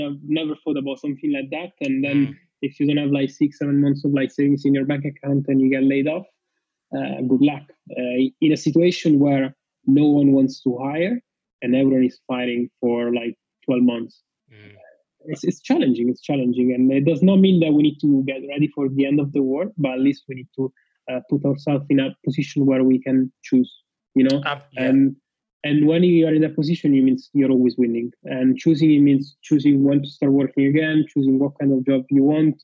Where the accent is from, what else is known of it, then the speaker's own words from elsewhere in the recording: Rome, Lazio, Italy; moved away; I'm from Rome, Italy, and my parents are in Rome.